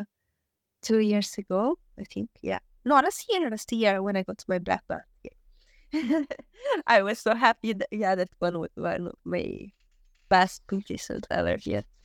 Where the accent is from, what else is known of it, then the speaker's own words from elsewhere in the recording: Southern Italy, Italy; English is a second language; moved away as an adult; I wanted to go back to my place, like, to my hometown